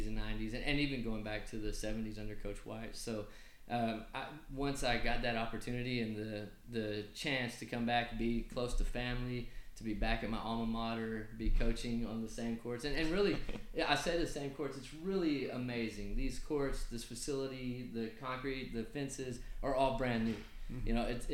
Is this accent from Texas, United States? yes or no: yes; Brownfield, Texas, United States; I am a Brownfield guy. I'm from Brownfield. I graduated from Brownfield High School.